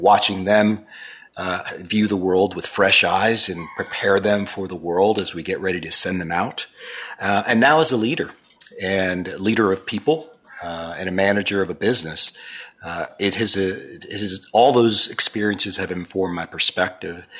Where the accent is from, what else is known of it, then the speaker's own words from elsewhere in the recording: Miami, Florida, United States; growing up in that environment and growing up in Miami where you had people from Cuba and Argentina